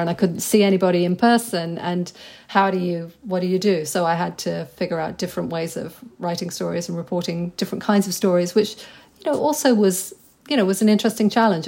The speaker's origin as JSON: {"language": "English", "region": "England", "country": "United Kingdom", "tie": "born or raised there", "also_born_or_lived": "New York", "moved": "as an adult", "lives_now": "London, United Kingdom", "said": "I grew up in a place that was extremely provincial, and so that was my England"}